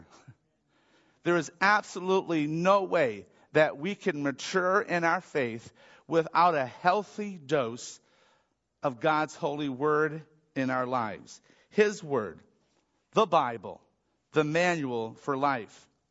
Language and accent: English; Michigan, United States; I grew up in Michigan